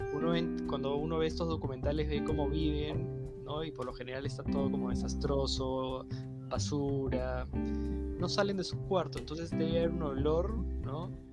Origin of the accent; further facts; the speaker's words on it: Chaclacayo, Lima, Peru; yo crecí en Chaclacayo